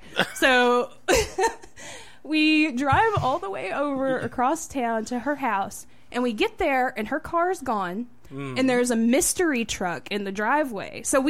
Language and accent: English; Kentucky, United States; moved away; I'm from Kentucky.